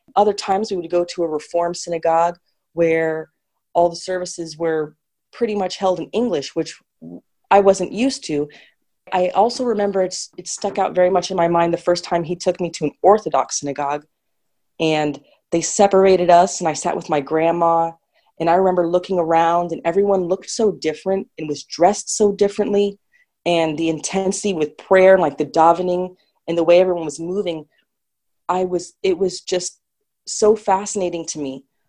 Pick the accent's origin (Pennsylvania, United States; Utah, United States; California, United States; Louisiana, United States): California, United States; Sacramento; when I was growing up in the Jewish community where I grew up in Sacramento